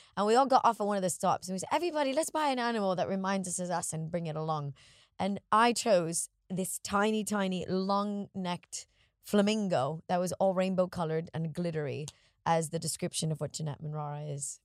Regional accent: Miami, Florida, United States; moved away; as a kid growing up in Miami

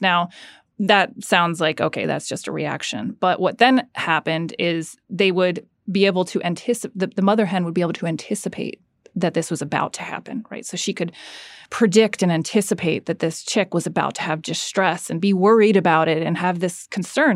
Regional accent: Florida, United States; moved away; also born or lived in London, United Kingdom / Georgia, United States; I grew up in Florida

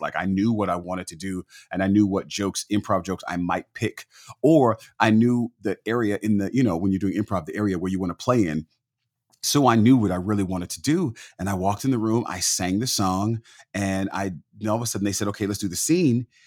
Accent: the Bay Area, California, United States; we're from California

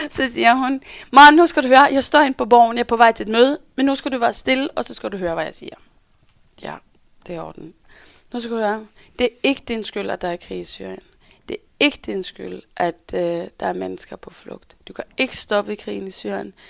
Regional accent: Norway; accent: Norwegian; Danish is a second language; now in Denmark; jeg kommer fra Norge

